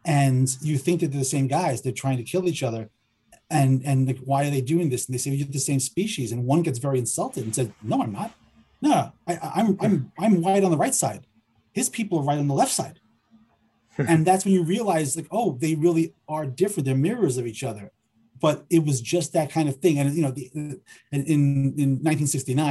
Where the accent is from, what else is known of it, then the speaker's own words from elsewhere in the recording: New York City, New York, United States; growing up in Forest Hills, Queens, when I was a little kid